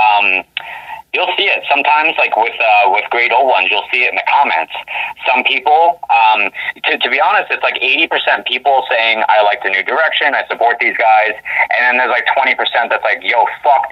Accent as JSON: {"language": "English", "region": "Florida", "country": "United States", "moved": "yes", "lives_now": "Washington, United States", "said": "we're from Florida. And one day we just decided to pick up and move to the PNW. And now we're here in Washington"}